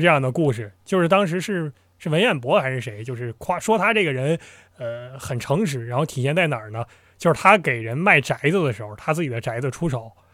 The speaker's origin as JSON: {"language": "Chinese", "region": "Northeast China", "country": "China", "said": "我是东魏人"}